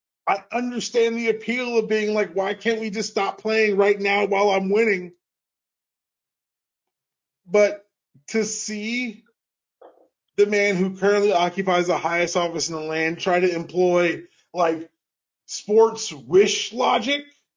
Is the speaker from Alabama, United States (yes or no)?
no; Georgia, United States; my hometown has played such a weird integral part